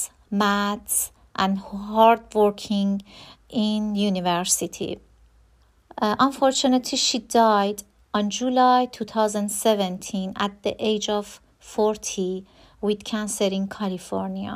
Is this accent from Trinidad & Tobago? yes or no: no; Iran; English is a second language; now in Newcastle, United Kingdom; I am from Iran.